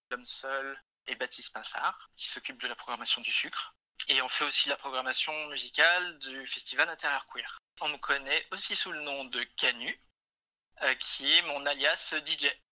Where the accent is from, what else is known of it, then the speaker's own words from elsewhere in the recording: Isère, Auvergne-Rhône-Alpes, France; now in Lyon, France; je viens d'un petit village de l'Isère. J'habite à Lyon depuis environ 22 ans